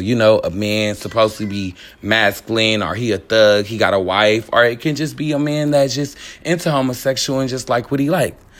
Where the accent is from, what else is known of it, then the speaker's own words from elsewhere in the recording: Richmond, California, United States; I was born and raised in Richmond, California.